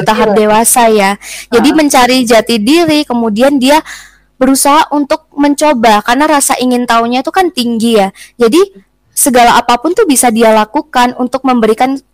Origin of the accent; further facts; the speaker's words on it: Malang, East Java, Indonesia; Cuman aku lebih taunya tuh dari itu sih dari berita-berita yang memang ada di kota aku gitu. Apalagi di kota Malang.